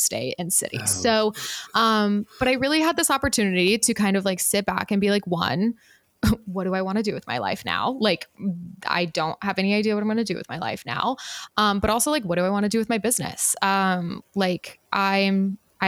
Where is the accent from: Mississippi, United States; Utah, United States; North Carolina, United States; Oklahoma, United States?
Utah, United States; I was raised Mormon in Utah